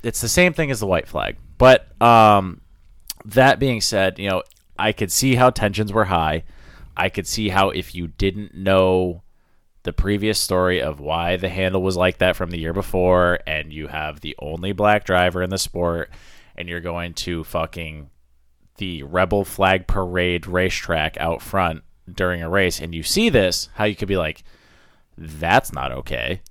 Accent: Maine, United States; I grew up in Maine

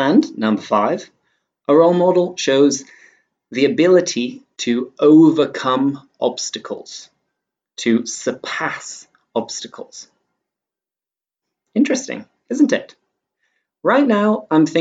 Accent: England, United Kingdom; I'm English

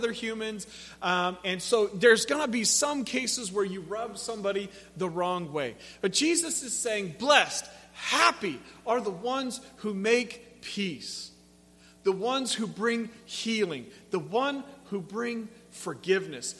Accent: Pacific Northwest, United States; moved away; I grew up in the Pacific Northwest

